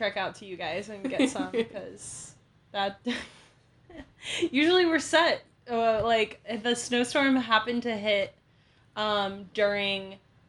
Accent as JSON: {"language": "English", "region": "Illinois", "country": "United States", "moved": "as an adult", "said": "we're from the Midwest. We're both from Illinois specifically."}